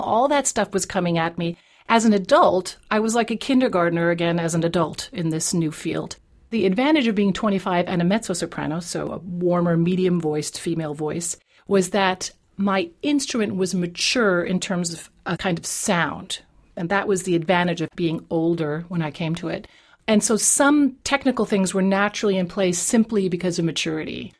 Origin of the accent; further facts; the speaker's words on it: New England, United States; first language English; also born or lived in Europe; now in Vienna, Austria; raised in New England